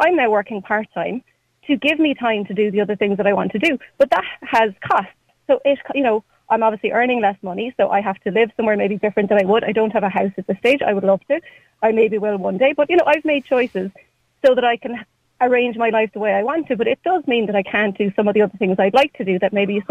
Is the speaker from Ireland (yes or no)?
yes; Ireland; as Irish people